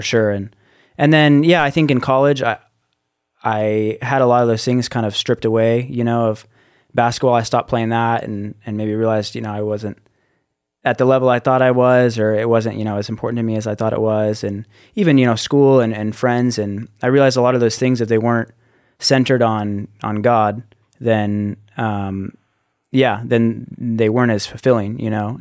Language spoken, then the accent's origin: English; Littleton, Colorado, United States; I'm from Littleton, Colorado, which is just a suburb outside of Denver, Colorado. And yeah, I, I lived there growing up